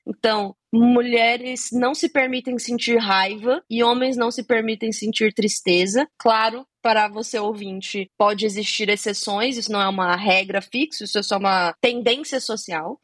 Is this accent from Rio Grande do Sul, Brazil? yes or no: no; Brasília, Federal District, Brazil; eu sou de Brasília